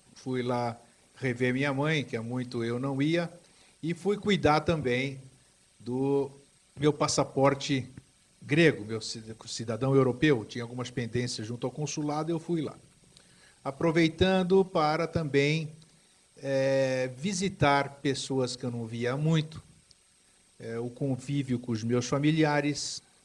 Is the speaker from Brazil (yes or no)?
yes; São Paulo, Brazil; also born or lived in Greece / Itaquaquecetuba; voltar ao meu local onde eu cresci, que eu vim da Grécia em mil novecentos e cinquenta e quatro, morei um tempo em Itacoaquecetuba, região da Grande São Paulo